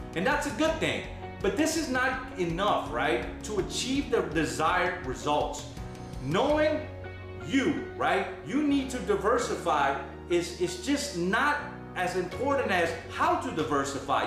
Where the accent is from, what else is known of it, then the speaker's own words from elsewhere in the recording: New Orleans, Louisiana, United States; I'm from New Orleans.